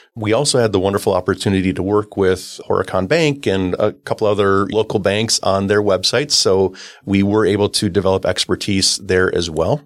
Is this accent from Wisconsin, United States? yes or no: yes; Oshkosh, Wisconsin, United States; I grew up in Oshkosh, Wisconsin